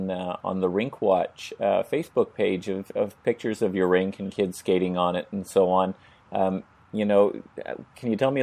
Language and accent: English; Canada; as a Canadian or someone who grew up in a winter climate.